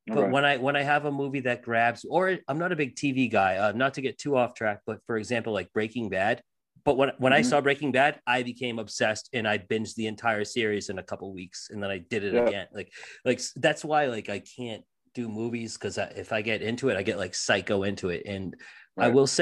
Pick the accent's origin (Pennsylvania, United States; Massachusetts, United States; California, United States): Massachusetts, United States; Lynn; I was born and raised in Lynn